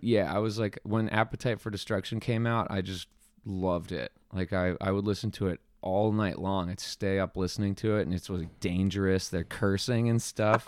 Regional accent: Flemington, New Jersey, United States; also born or lived in Princeton, New Jersey; born in New Jersey, in, uh, Flemington, New Jersey

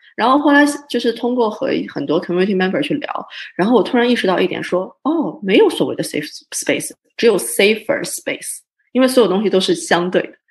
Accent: Canada; 我自己是算是比较小的时候在加拿大长大的，然后加拿大算是我的家

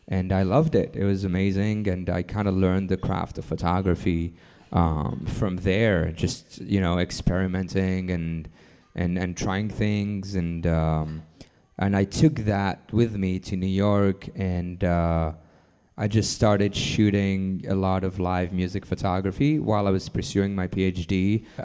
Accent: Lebanon; born there; I was born in Lebanon um, in in the early '80s uh, during a uh, pretty pretty big civil war.

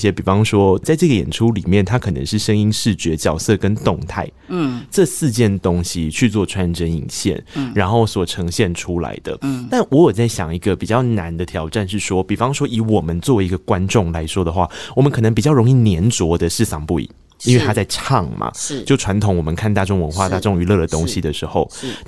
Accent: Tainan, Taiwan; 我是台南人啊，我喜欢甜的食物啊。

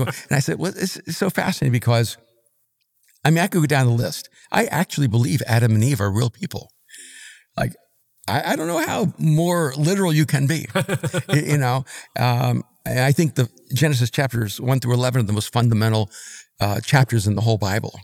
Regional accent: El Salvador; moved away; also born or lived in New York / Miami; I'm from El Salvador

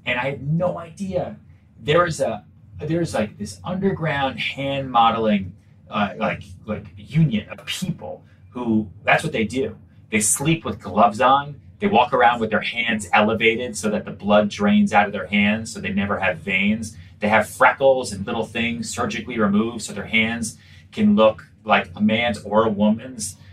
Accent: outside Boston, North Shore, Massachusetts, United States; also born or lived in Texas / Long Island; I grew up outside Boston, really. I was I lived on Long Island for a little bit, but really kind of my, my formative years. So, you know, junior high, high school was was outside Boston and the North Shore.

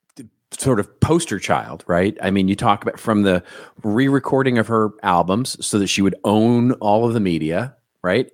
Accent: Texas, United States; I grew up in Texas

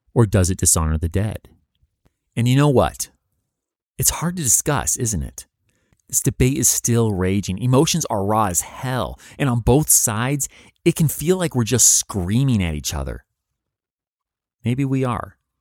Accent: United States

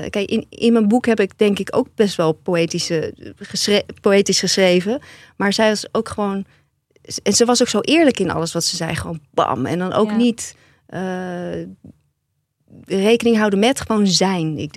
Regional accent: Zeeland, Netherlands; Ik kom uit Zeeland en eh, ik heb, ja, dank voor je boek

